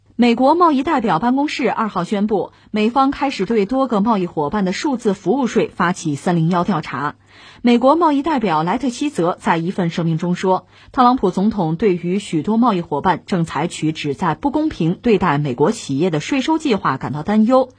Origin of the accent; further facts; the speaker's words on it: China; 特别我们中国人吧